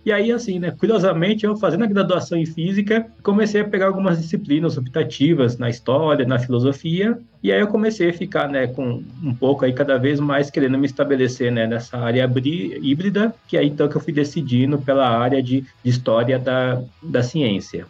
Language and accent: Portuguese; Guarulhos, São Paulo, Brazil; Eu, eu nasci em São Paulo, na, na zona sul de São Paulo, mas cresci em, em Guarulhos